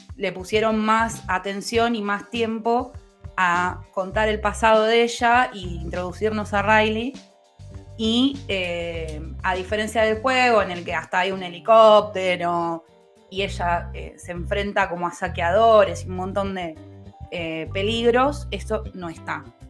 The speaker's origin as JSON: {"language": "Spanish", "town": "Lomas de Zamora", "region": "Buenos Aires Province", "country": "Argentina", "said": "soy de Lomas"}